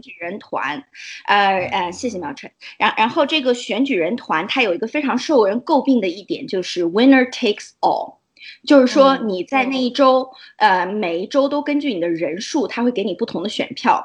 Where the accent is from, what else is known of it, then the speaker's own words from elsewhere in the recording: China; moved away; 我们中国人